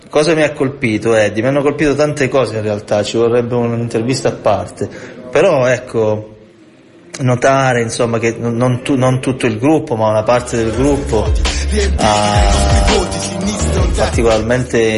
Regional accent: Calabria, Italy; moved away as an adult; now in Milan, Italy; sono calabrese, vivo a Milano da 11 anni

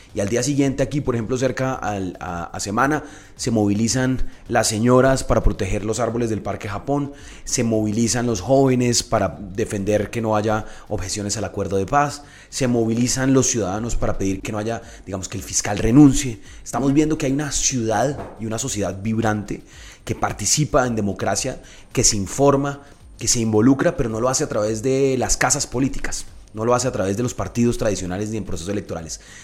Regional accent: Bogotá, Colombia; tenemos los bogotanos y muy seguramente los colombianos

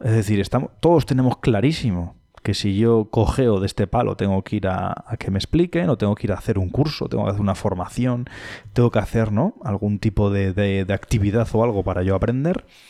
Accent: Madrid, Community of Madrid, Spain; also born or lived in Cáceres; now in Pamplona, Spain; soy madrileño, he vivido también en Cáceres y soy pamplónica. Eh, llevo en Pamplona viviendo más años que en ningún lado.

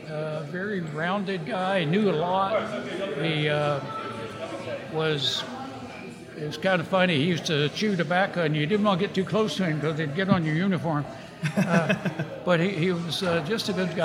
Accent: Pasadena, United States; also born or lived in San Jose; I grew up in Pasadena, played ball there

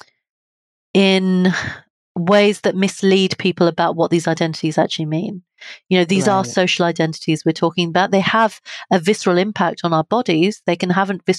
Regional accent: United Kingdom

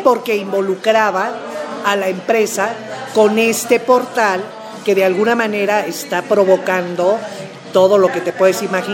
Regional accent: Mexico; a nosotros todavía como pueblo, como mexicanos

